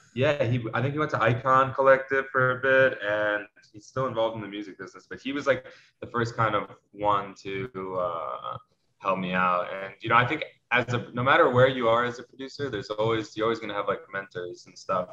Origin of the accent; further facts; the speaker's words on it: New York City, New York, United States; growing up in New York City, um, you know, I went to a big high school around 3,000 kids.